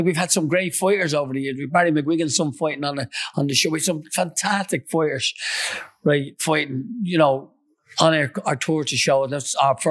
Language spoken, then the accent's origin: English; Dublin, Leinster, Ireland; I came from Crumlin